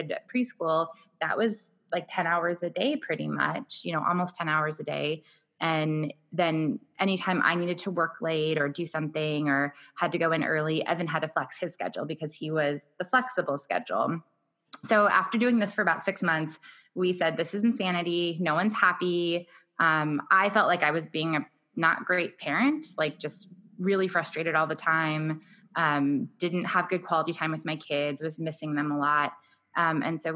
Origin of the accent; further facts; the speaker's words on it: Orange County, California, United States; moved away as an adult; also born or lived in Los Angeles, California; now in San Diego, United States; I was born in Los Angeles, kind of grew up in Orange County